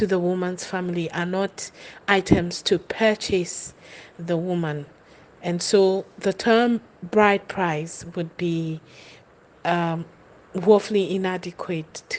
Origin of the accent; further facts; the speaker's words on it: Keta, Volta, Ghana; I'm Ghanaian. I'm from the Volta region, Keta to be precise.